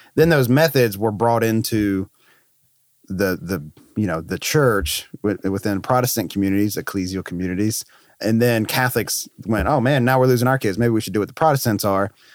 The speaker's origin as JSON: {"language": "English", "region": "North Carolina", "country": "United States", "tie": "born or raised there", "also_born_or_lived": "Florida", "moved": "as an adult", "said": "I was in North Carolina, which is my home state"}